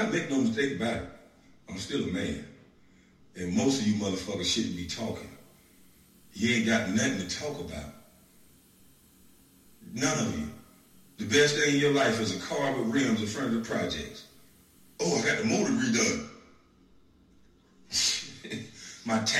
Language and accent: English; Brunswick, Georgia, United States; I'm from Dixville, Georgia